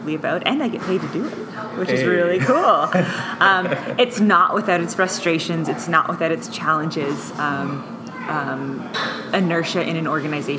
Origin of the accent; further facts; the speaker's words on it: Riverview, New Brunswick, Canada; I grew up in New Brunswick. I grew up in Riverview, New Brunswick, just outside of it, actually, in a place called Lower Coverdale, which is a strip of highway to Riverview, which is across the water from Moncton.